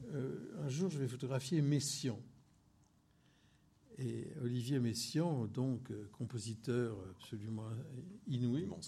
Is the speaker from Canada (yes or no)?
no; Corsica, France; je suis un feignant, je suis corse, moi